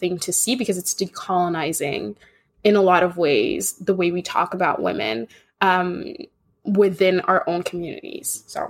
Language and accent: English; Kenya; because I grew up in Kenya